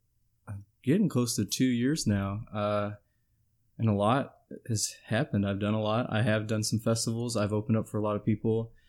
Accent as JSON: {"language": "English", "area": "Lorain County", "region": "Ohio", "country": "United States", "said": "We're both from Lorraine, though"}